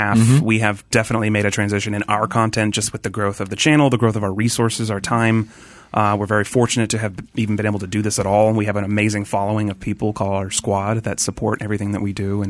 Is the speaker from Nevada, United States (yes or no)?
yes; Tahoe area of northern Nevada, United States; moved away as an adult; also born or lived in Westlake; now in Los Angeles, United States; I was born in Westlake, but I grew up in like Tahoe area of northern Nevada.